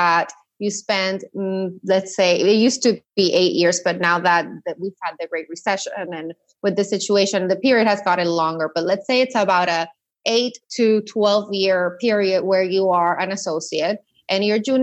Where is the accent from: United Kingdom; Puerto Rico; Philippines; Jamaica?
Puerto Rico; moved away as an adult; also born or lived in mainland U.S.; I'm from Puerto Rico, born and raised, went to high school there.